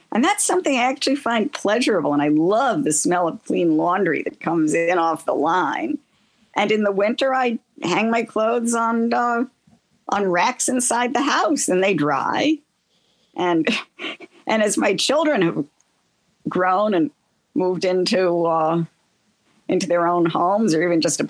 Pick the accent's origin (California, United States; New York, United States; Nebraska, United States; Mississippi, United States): New York, United States; New York City; now in Altamont, United States; I grew up in Queens